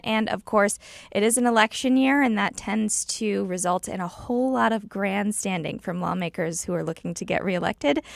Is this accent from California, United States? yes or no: no; Illinois, United States; now in Missouri, United States; I'm from Illinois, where we didn't have a budget for a couple years, so I got to see how horrible it was for our state to not have a budget